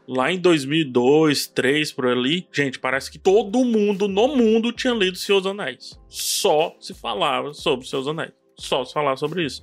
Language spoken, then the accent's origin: Portuguese; Ceará, Brazil; eu sou do Ceará, eu falo Vix